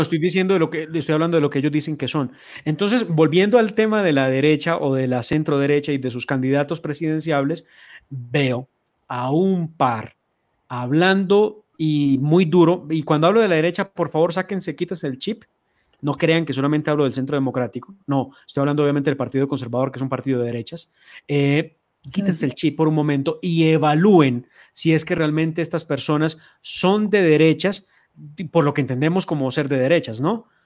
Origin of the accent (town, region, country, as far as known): Colombia